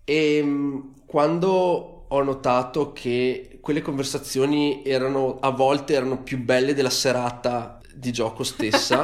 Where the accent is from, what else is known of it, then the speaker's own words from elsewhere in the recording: Vicenza, Veneto, Italy; siamo di Vicenza, abitiamo tutti più o meno nella stessa, nella stessa città